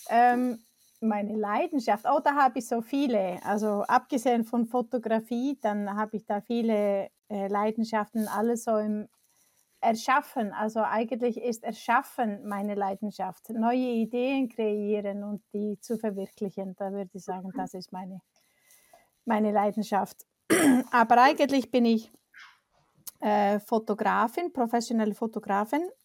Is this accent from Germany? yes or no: no; Iceland; German is a second language; moved away; also born or lived in Switzerland; Ich komme aus Island